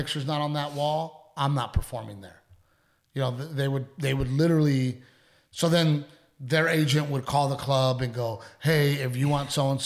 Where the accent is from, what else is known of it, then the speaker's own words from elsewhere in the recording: Gregory, Texas, United States; also born or lived in Portland, Texas; I grew up in Gregory, Texas